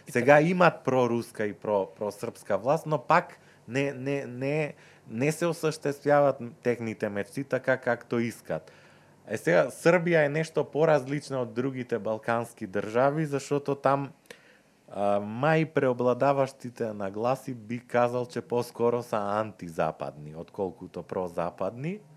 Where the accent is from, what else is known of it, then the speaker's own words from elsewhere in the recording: North Macedonia; ние којто сме од Скопје, Куманово, Крива Паланка